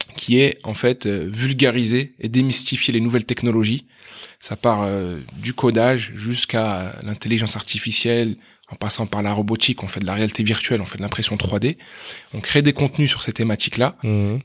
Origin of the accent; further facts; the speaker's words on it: Meaux, Île-de-France, France; also born or lived in Aleppo, Syria; now in La Défense, France; Alors moi j'ai grandi à, à Meaux